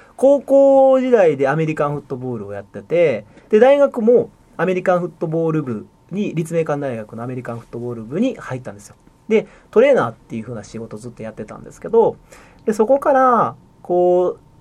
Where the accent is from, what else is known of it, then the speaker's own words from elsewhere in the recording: Shiga, Japan; moved away as an adult; こっちに地元に帰ってきて